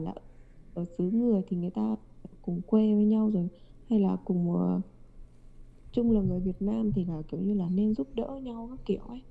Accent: Vietnam; moved away as an adult; now in Japan; mình là người Việt

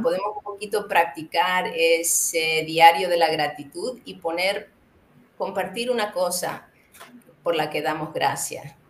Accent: Canary Islands, Spain; moved away; llevo muchos años fuera de donde yo crecí, que fue en las Islas Canarias

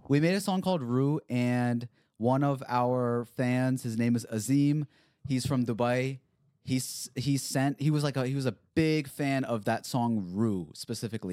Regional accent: Bel Air, United States; growing up in Bel Air

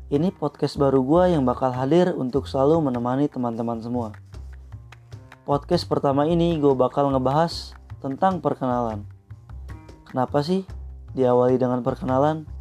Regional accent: Bandung, West Java, Indonesia; Gue lahir di Bandung pada tanggal 31 Januari 2001 Rumah gua pun di kota Bandung.

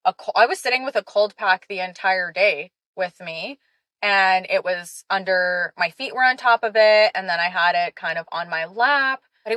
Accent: Canada; also born or lived in Israel; I did a lot of growing up in Canada too

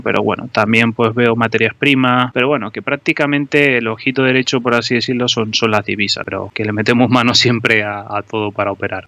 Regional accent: Tenerife, Canary Islands, Spain; moved away as an adult; now in Madrid, Spain; sabrán que por mi acento soy de Tenerife, pero bueno, vine aquí a Madrid a estudiar

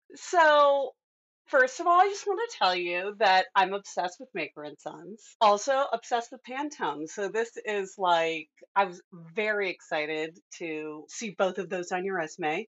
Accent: Midwest, United States; I'm a Midwesterner too

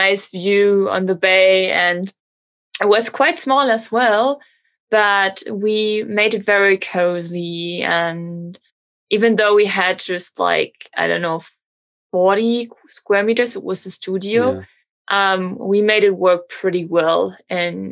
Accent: Germany; born or raised there; moved away as an adult; now in Miami, United States

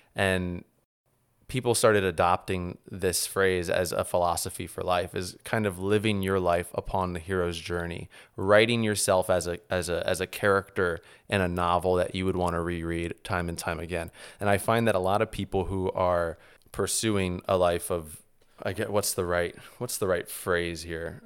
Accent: New Orleans, Louisiana, United States; moved away; also born or lived in New Jersey; I grew up in New Orleans

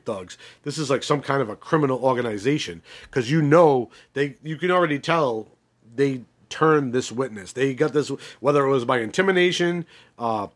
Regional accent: Northeast, United States; I'm not from Baltimore. I'm from the Northeast.

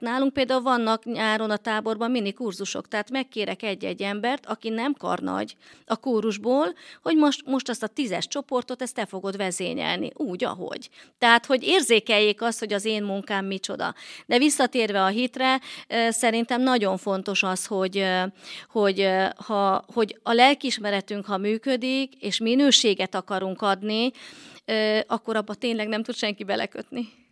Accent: Balassagyarmat, Nógrád, Hungary; moved away as an adult; also born or lived in Miskolc; Balasagyarmaton nőttem fel

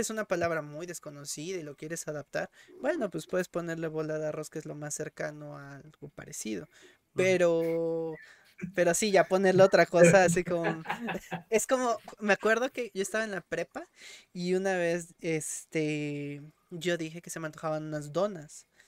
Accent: Mexico; en México, por muy groseros que puedan llegar a ser, acá no somos tan asquerosos

